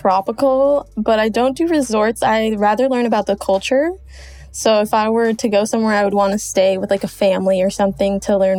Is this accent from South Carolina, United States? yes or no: no; Bay Area, California, United States; moved away as an adult; also born or lived in Buenos Aires, Argentina / Pittsburgh, Pennsylvania; now in Los Angeles, United States; Well, I'm 23 years old, and I was born in Buenos Aires, Argentina. When I turned 5, my mom and I moved to the Bay Area in California, where I was raised, and then I went to college in Pittsburgh, Pennsylvania, and now I live in LA.